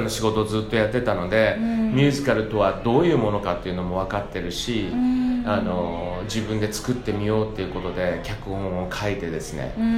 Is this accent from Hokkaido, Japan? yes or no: no; Fukuoka, Japan; now in New York, United States; 僕地元が福岡